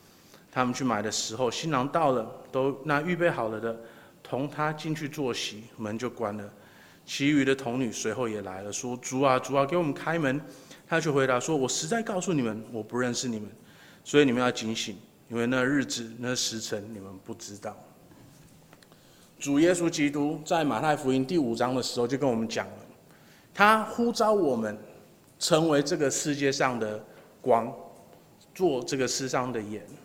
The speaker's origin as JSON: {"language": "Chinese", "country": "Taiwan", "said": "我们台湾人就是你去哪里玩，就是唯一想做的就是吃嘛"}